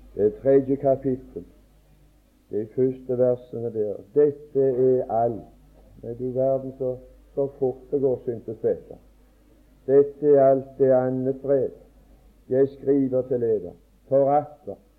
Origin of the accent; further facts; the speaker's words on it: Åkrehamn, Rogaland, Norway; hjemme på Åkra